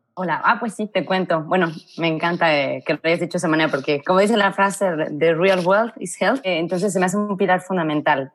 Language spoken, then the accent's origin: Spanish; Mexico; moved away as an adult; also born or lived in Madrid, Spain; no estoy muy a gusto en mi país